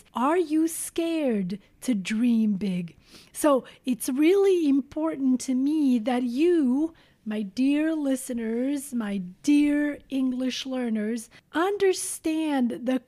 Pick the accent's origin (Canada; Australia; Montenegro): Montenegro; Šipčanik; moved away; Many of you, dear listeners, know that I was born in Montenegro. To be specific, I was born in a small village called Šipčanik.